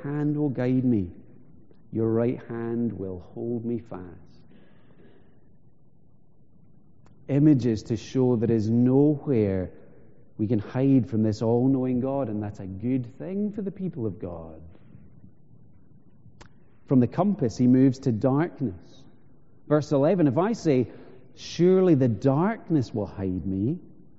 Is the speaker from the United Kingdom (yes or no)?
yes; Isle of Skye, Scotland, United Kingdom; When I was growing up in Skye, we used to hear stories. So I'm from the northwest of the island